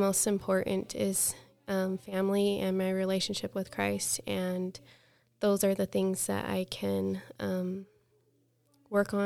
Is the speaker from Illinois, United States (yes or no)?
no; Centerville, Utah, United States; moved away as an adult; also born or lived in Portland, Oregon / Rexburg, Idaho; now in Basin City, United States; I was born in Portland, Oregon, and we lived there for 5 years. And then we moved to Centerville, Utah, and that's where my family is now, and that's where I grew up.